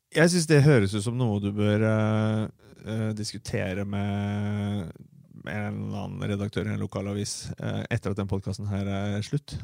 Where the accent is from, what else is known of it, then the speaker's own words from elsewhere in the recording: Fredrikstad, Østfold, Norway; jeg er øh, født og oppvokst på Selbakk